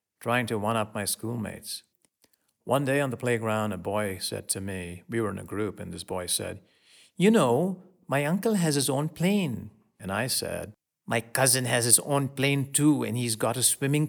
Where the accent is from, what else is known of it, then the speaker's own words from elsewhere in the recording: Mumbai, Maharashtra, India; a little boy growing up in Bombay in India, a suburb of Bombay